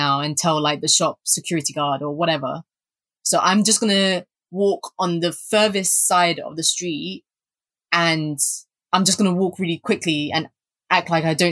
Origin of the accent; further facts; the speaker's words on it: London, United Kingdom; growing up in Southeast London